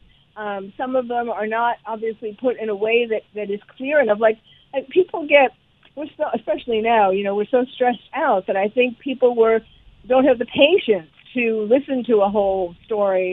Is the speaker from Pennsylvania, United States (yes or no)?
no; New York City, New York, United States; moved away; I'm originally from New York, and so New York City